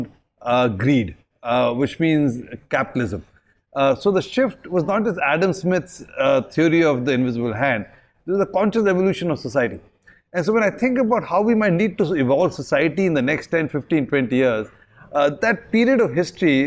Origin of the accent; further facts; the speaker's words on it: Delhi, India; now in Singapore; when I grew up in Delhi, I spotted 175 species in my backyard